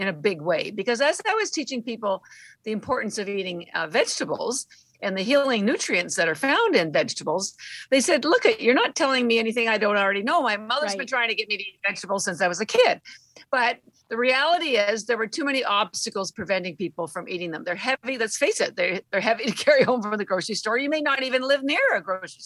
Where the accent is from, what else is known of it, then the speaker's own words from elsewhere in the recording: Canada; moved away; I'm Canadian and all my family's still in Canada